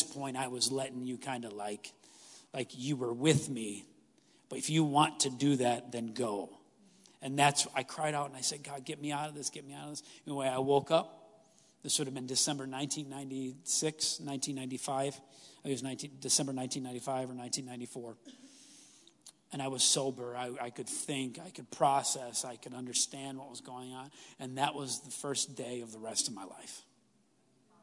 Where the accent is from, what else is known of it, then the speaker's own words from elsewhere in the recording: Stevens Point, Wisconsin, United States; I grew up in Stevens Point.